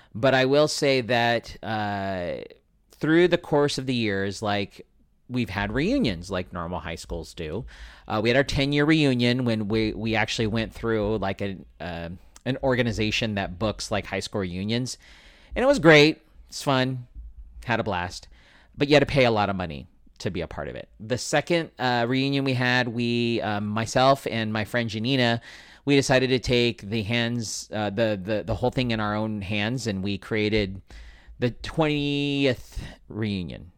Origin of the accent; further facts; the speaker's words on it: San Diego, California, United States; I grew up in San Diego